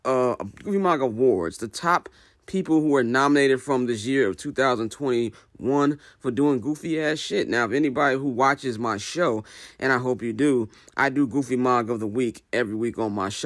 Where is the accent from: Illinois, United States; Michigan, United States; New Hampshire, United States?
Illinois, United States; Chicago; as a Chicagoan